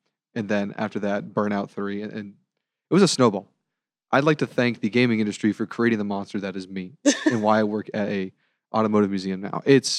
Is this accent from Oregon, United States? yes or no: no; Seal Beach, California, United States; I'm born and raised here.